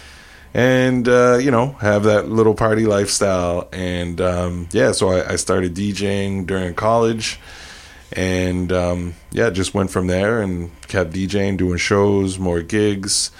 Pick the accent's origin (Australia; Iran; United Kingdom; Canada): Canada; Saint John, New Brunswick; I'm from St. John, graduated from St. Max